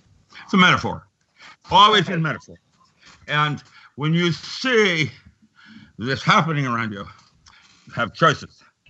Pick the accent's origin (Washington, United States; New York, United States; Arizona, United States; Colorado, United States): Washington, United States; Seattle; I grew up in Seattle